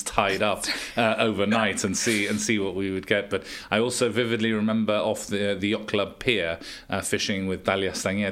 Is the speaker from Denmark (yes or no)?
no; Gibraltar; growing up in Gibraltar, it was always a safe place